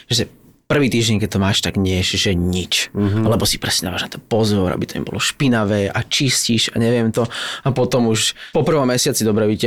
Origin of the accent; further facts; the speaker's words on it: Záhorie, Trnava Region, Slovakia; also born or lived in Borský Mikuláš; som zo Zahoria, takže mám to blízko.